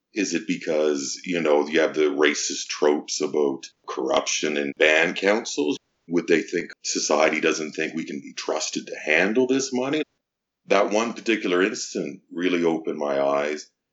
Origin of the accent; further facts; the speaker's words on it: Winnipeg, Manitoba, Canada; now in Ottawa, Canada; I'm from Winnipeg, Manitoba.